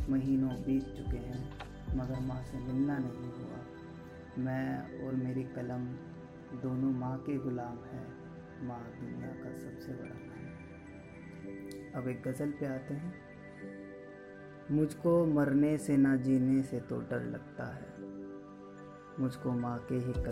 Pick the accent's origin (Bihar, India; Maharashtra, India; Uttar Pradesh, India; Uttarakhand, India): Uttar Pradesh, India; Muzaffarnagar; और मैं मुजफ्फरनगर उत्तर प्रदेश का रहने वाला हूँ